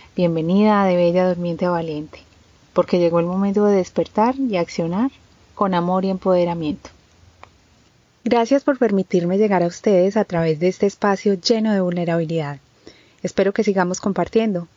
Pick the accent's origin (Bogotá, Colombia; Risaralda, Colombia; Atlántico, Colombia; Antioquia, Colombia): Antioquia, Colombia; Medellín; Soy colombiana de Medellín